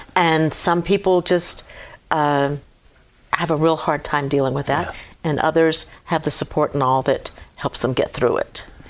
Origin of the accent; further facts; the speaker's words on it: Hampton, Virginia, United States; moved away as an adult; now in Clarksville, United States; I was born and raised in Hampton, Virginia